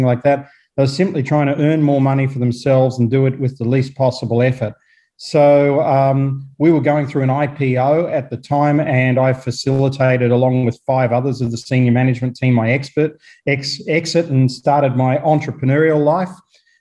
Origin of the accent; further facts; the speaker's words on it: Australia; moved away as an adult; also born or lived in South Africa; now in New Zealand; I was born in Australia, but I didn't really resonate with the Australian way of life. So I sort of left early on in my career